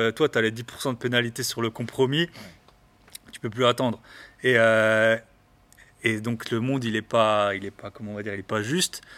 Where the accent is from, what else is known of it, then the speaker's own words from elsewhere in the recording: the East, eastern France, France; je parle très doucement aussi, je viens de l'Est